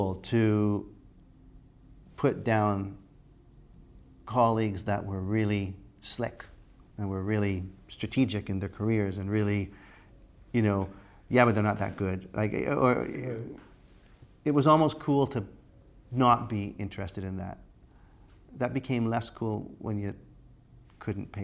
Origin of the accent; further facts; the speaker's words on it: Canada; moved away as an adult; also born or lived in United States; being Canadian, as we were in the group, we lived in the States